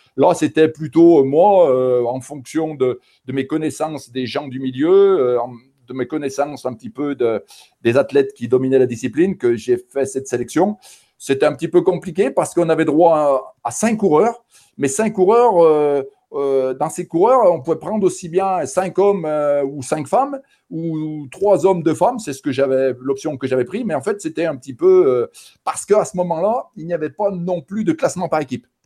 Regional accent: Saint-Étienne region, Auvergne-Rhône-Alpes, France; par mon accent, euh, les gens vont s'en rendre compte euh, d'eux-mêmes. Donc, je viens de la région euh, stéphanoise

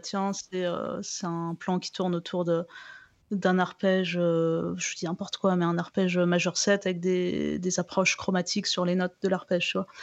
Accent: France; je suis je suis française

